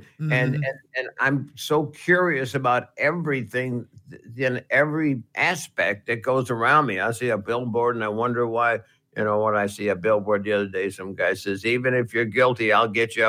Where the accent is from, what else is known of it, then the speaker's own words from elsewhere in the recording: New Jersey, United States; Well, I'm from New Jersey. And I know I've heard your station, and I could really be good.